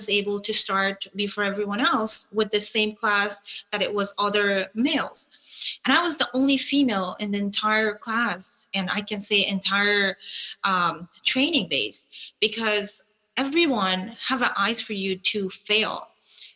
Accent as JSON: {"language": "English", "region": "Kabul", "country": "Afghanistan", "moved": "yes", "said": "I was flying from Kabul, where that was the place that I was living"}